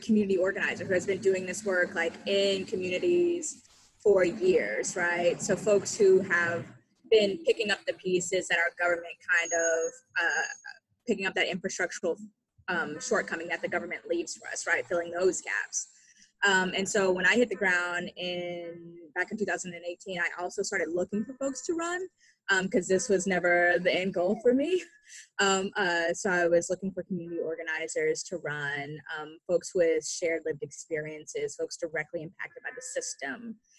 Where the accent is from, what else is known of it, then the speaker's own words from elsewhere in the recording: Oklahoma, United States; So growing up in Oklahoma's public education system